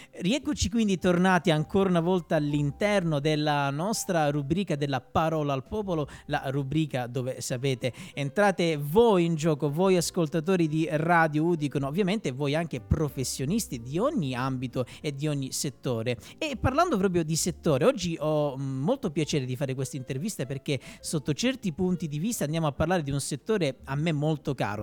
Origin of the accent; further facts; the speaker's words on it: Calabria, Italy; del mio sud, io sono calabrese